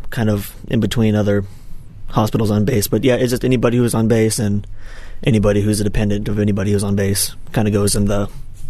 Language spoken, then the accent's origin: English; Portland, United States; moved away as an adult; also born or lived in North Carolina; I'm near a fairly big city growing up in Portland